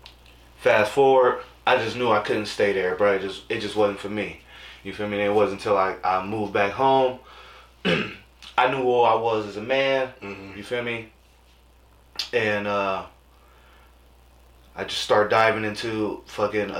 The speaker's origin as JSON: {"language": "English", "area": "Bay Area", "region": "California", "country": "United States", "also_born_or_lived": "Greensboro, North Carolina", "said": "I'm from the Bay Area"}